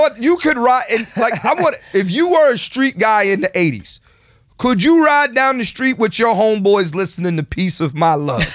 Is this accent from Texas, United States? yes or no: no; Philadelphia, Pennsylvania, United States; I'm from Philly